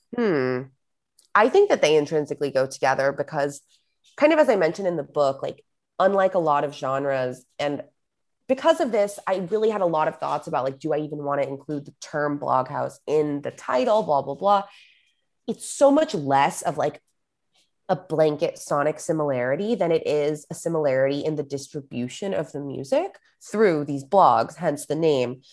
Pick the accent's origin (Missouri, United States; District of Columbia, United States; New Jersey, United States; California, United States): California, United States; Los Angeles; also born or lived in San Francisco / New York; I grew up in Los Angeles, um, that's where I live now